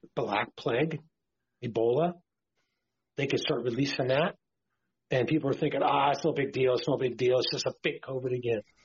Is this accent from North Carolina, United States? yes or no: no; Martinez, California, United States; I grew up on a cattle ranch in California in the Bay Area, about 30 miles west of San Francisco in the Contra Costa County in the hills around Martinez, California